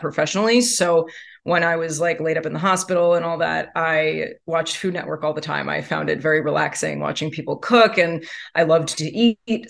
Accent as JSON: {"language": "English", "region": "New York", "country": "United States", "tie": "born or raised there", "said": "I am born and raised in New York"}